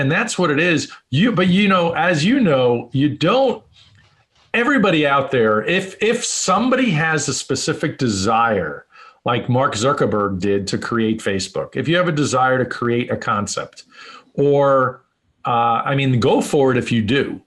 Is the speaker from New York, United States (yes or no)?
yes; New York City, New York, United States; moved away as an adult; also born or lived in Phoenix, Arizona; now in Las Vegas, United States; I grew up in New York in, in a very entrepreneurial family